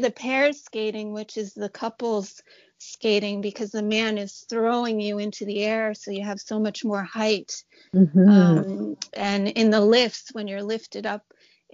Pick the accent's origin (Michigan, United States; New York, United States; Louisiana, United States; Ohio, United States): New York, United States; New York City; I grew up in New York City.